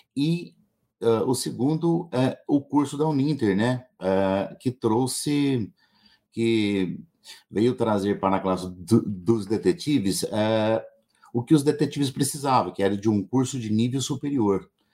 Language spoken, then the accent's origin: Portuguese; Ribeirão Preto, São Paulo, Brazil; eu sou da cidade de Ribeirão Preto